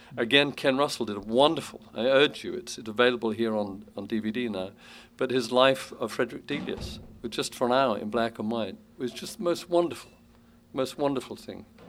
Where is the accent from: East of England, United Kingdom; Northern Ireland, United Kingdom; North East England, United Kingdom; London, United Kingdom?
London, United Kingdom; moved away as an adult; now in United States; the London of my youth